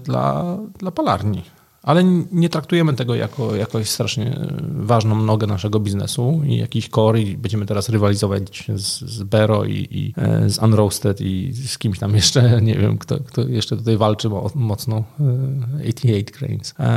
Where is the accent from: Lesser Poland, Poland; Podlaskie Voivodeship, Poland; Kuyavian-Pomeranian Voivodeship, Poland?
Lesser Poland, Poland; Kraków; Ja jestem z Krakowa, jestem zameldowany w Krakowie